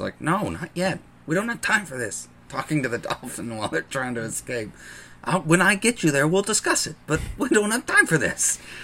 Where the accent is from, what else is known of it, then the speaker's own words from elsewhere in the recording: the Bible Belt, United States; growing up in the Bible Belt, and especially this town.